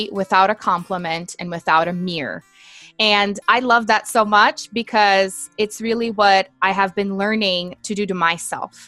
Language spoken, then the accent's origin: English; Brazil; English is a second language; I'm originally from Brazil, born and raised